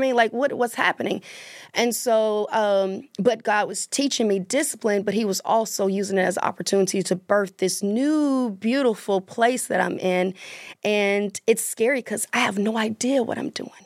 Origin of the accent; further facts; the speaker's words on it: Mississippi, United States; moved away as an adult; also born or lived in Atlanta, Georgia; I'm from Mississippi, but I lived in Atlanta for seventeen years.